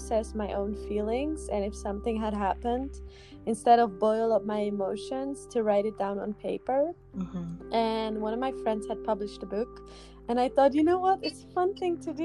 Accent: Netherlands; now in Brussels, Belgium; I live in Brussels in Belgium, Europe. And I come from the Netherlands.

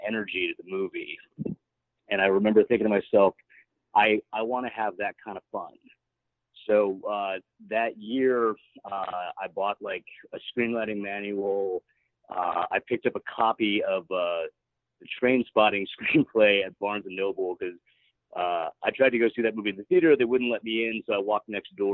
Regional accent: Park City, Utah, United States; growing up in Park City

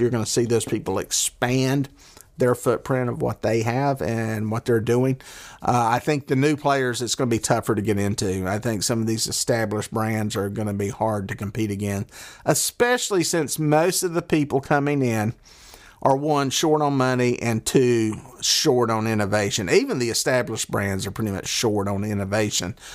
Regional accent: the South, United States; accent: southern; I got my southern accent

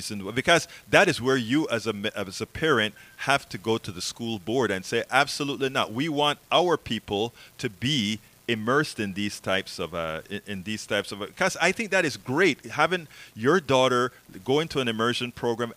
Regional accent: Panama; moved away; I'm from Panama originally

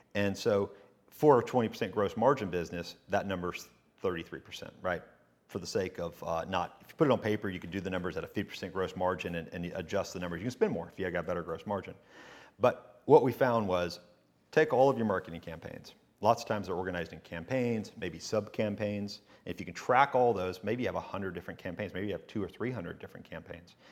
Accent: Chattanooga, Tennessee, United States; also born or lived in Hohenwald, Tennessee; I was just born there and then whisked away to, uh, Chattanooga, which is really where I lived as a, when I was born

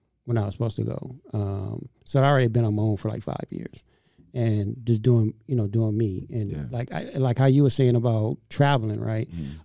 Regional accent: Inglewood, California, United States; I grew up in Inglewood.

